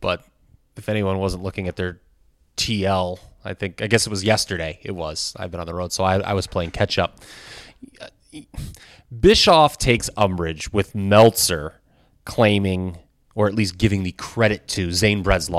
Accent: Minnesota, United States; I was like, I'm from Minnesota. I knew all about it.

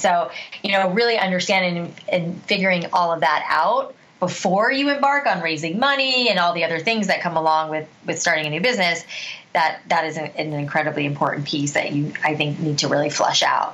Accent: South Florida, United States; I grew up in South Florida

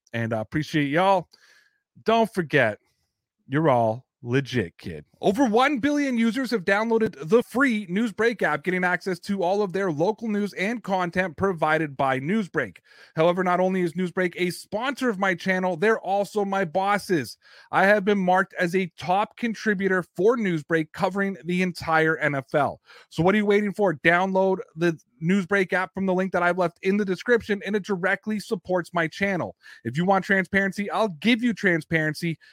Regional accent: Canada; I'm a Canadian, I, I feel like sometimes I'm an honorary American

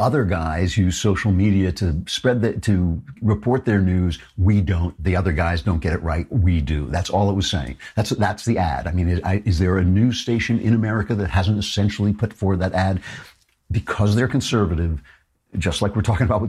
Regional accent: United States; I'm an American

